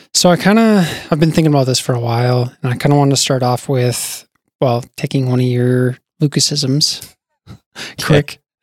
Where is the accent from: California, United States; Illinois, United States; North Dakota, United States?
North Dakota, United States; Bismarck; also born or lived in Wisconsin; now in Fargo, United States; I grew up in Bismarck.